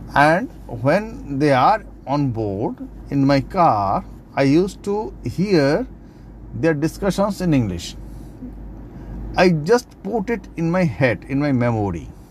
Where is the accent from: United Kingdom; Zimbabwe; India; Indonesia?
India; Kolkata, West Bengal; I am from Kolkata